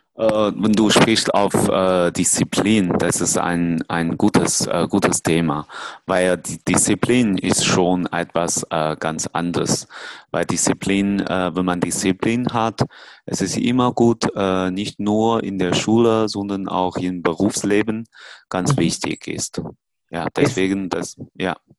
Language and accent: German; China; German is a second language; moved away; in China, in meinem Heimat